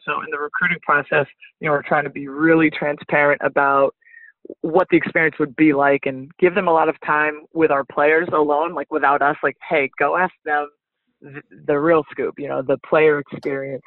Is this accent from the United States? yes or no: yes; Northeast, United States; moved away as an adult; also born or lived in Flagstaff, Arizona; I'm actually from the Northeast